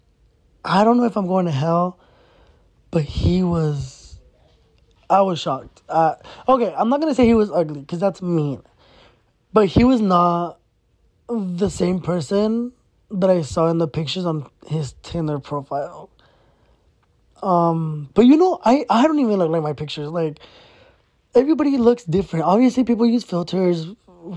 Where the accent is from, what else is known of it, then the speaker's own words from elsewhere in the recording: Arizona, United States; I was born here in Arizona